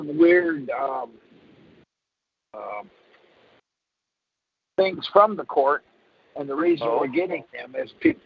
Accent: Michigan, United States; now in Texas, United States; I was born in Michigan, and I now live in Texas

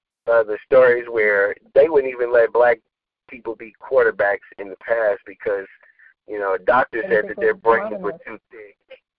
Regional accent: United States; we as people, as African American community

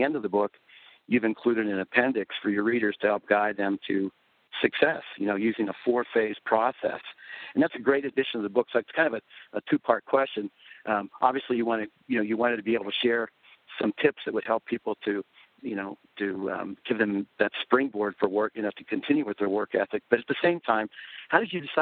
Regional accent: outside Pittsburgh, Pennsylvania, United States; Neil and I grew up outside Pittsburgh in the coal and steel towns

